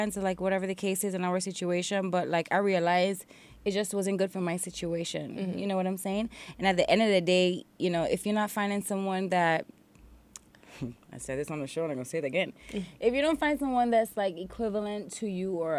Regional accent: U.S. Virgin Islands; accent: Island Girl; I'm originally from St. Thomas, U.S. Mm-hmm. Virgin Islands, mm-hmm. which is in the Caribbean.

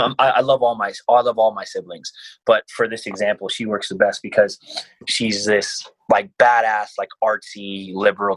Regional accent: United States; I grew up poor in America.

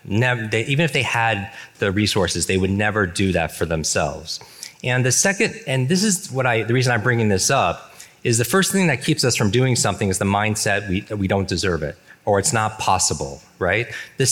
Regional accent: New York, United States; I grew up in the Northeast, in New York

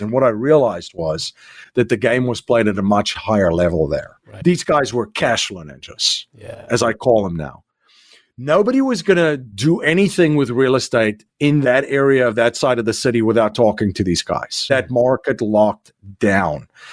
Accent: South Africa; moved away as an adult; now in United States; I'm originally from South Africa. So I came here in 2001

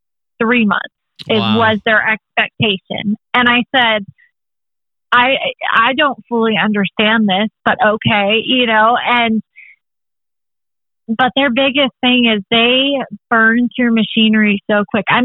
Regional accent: California, United States; moved away as an adult; now in Texas, United States; my home state

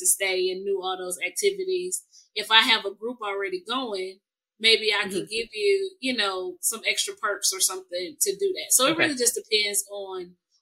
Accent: Chicago, Illinois, United States; also born or lived in Germany; I grew up in Chicago

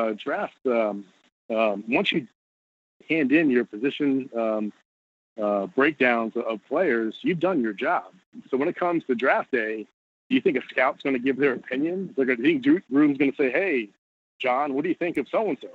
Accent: New Jersey, United States; moved away; also born or lived in California; Lived in California for 8 years, but I grew up in Jersey.

